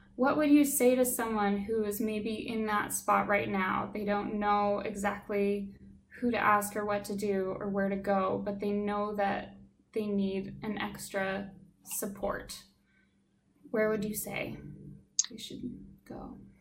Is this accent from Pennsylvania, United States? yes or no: no; Alaska, United States; moved away; someone who was born and raised in Alaska